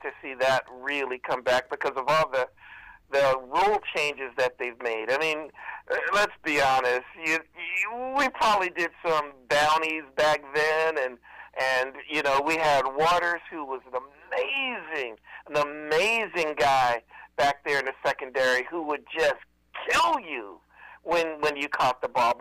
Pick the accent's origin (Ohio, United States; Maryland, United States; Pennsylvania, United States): Pennsylvania, United States; I'm from Pennsylvania